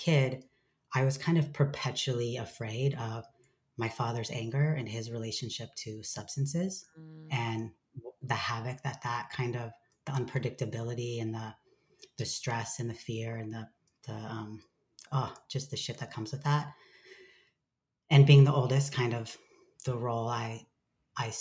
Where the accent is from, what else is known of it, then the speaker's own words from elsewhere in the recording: Lancaster, California, United States; I grew up in Southern California in a really small town called Lancaster, part of the Mojave Desert